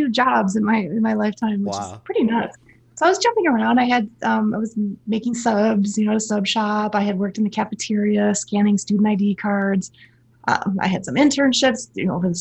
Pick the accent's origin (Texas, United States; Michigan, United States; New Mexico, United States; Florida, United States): Michigan, United States; Frankenmuth; moved away as an adult; I grew up in a tiny little tourist town in Michigan. It's called Frankenmuth